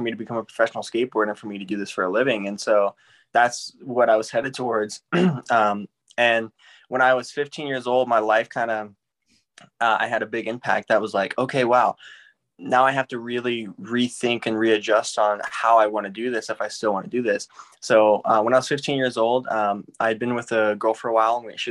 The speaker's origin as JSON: {"language": "English", "town": "St. Louis", "region": "Missouri", "country": "United States", "tie": "born or raised there", "said": "I grew up in St. Louis, Missouri, and that's where I was born and raised"}